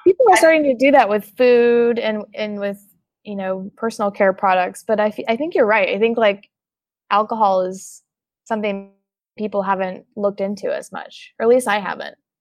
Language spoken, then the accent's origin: English; Oklahoma, United States; I'm from Oklahoma